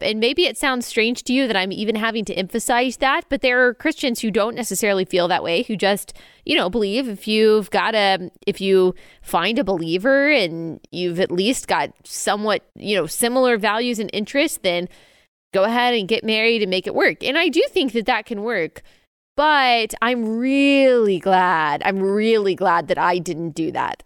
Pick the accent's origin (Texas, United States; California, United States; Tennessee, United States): Texas, United States; Dallas; moved away as an adult; also born or lived in Athens; my hometown of Dallas